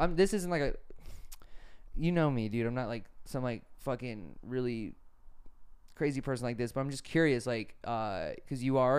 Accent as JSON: {"language": "English", "region": "New York", "country": "United States", "said": "Just like I'm from New York, I want to live in the big, I want to live in the biggest city possible."}